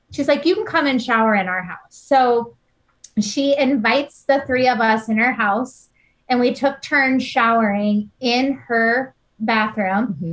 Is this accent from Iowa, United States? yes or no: yes; Iowa, United States; we're from Iowa, right?